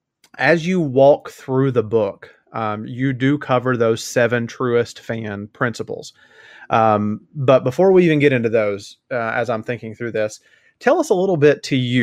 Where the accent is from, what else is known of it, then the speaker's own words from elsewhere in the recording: Tennessee, United States; growing up in Tennessee and having been a UT Vols fan for most of my life